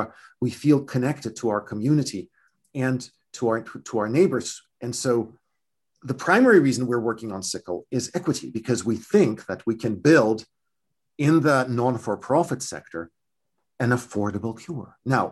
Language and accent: English; California, United States; Now we turn to my home state of California. There are 10,000 of my fellow Californians with sickle cell disease.